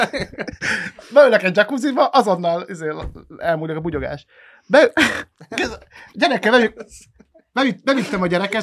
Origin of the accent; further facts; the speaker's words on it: Pécs, Baranya, Hungary; a Pécsiként